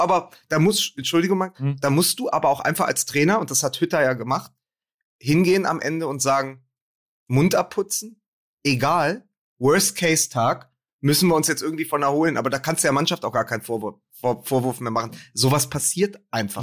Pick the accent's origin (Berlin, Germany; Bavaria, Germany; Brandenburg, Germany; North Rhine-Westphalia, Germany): Berlin, Germany; als, als Berliner